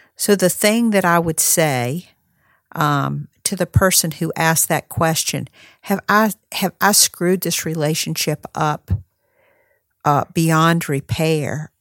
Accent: North Carolina, United States; North Carolina, which is, uh, my home state

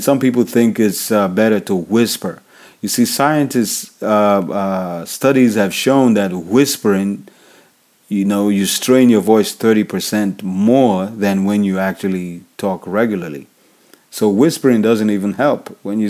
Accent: Nigeria; I'm African. I'm from Nigeria.

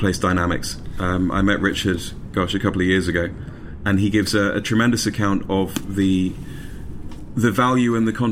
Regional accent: United Kingdom; moved away as an adult; now in United States; My accent slightly gives away which country I'm from

